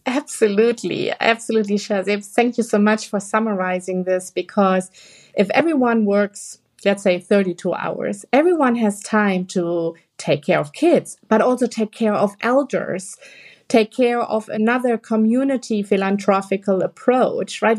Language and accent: English; Germany; we are all from Germany here, the three of us, the country we live in right now